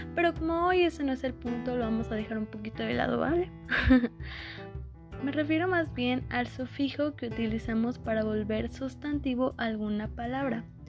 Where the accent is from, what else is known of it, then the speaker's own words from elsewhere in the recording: Mexico; nosotros como mexicanos